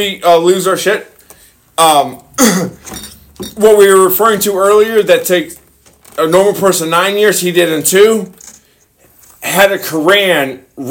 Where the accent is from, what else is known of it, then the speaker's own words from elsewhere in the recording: Texas, United States; and I grew up in Texas